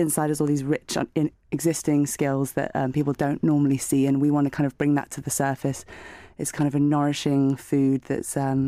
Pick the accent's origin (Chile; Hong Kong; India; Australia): Hong Kong; So I grew up in Hong Kong and then worked in China